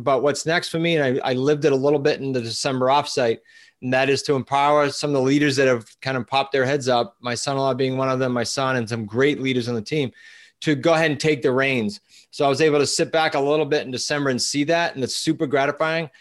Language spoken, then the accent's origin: English; New England, United States; we're from New England, like, we're all blunt